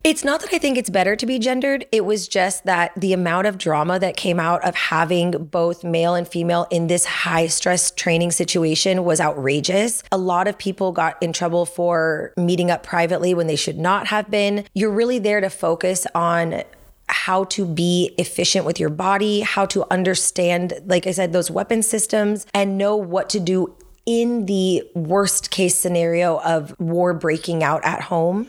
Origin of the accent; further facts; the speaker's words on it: Los Angeles, California, United States; moved away as an adult; I grew grew up in Chatsworth, so I haven't gone far in a full circle kind of way. I grew up in the Valley